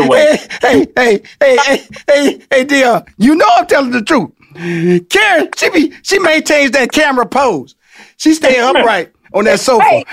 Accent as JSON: {"language": "English", "town": "Houston", "region": "Texas", "country": "United States", "said": "I came from Fifth Ward"}